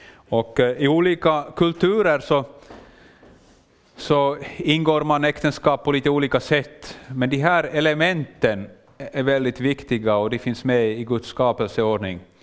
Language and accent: Swedish; Finland; accent: Finland Swedish; jag gör det kanske med en liten annan dialekt, jag talar finlandssvenska.